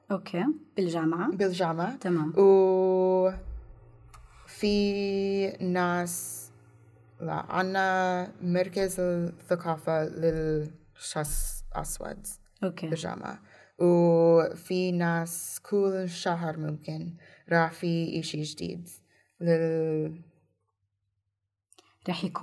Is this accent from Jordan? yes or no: no; Indiana, United States; Arabic is a second language; مايك بنس أوكي. من انديانا من مدينتي